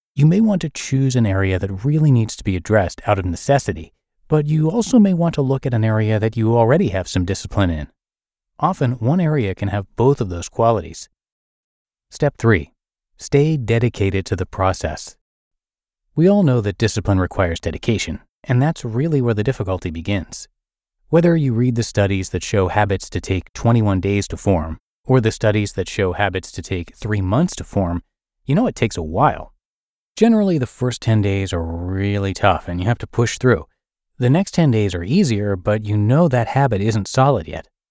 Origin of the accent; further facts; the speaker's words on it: United States; my being American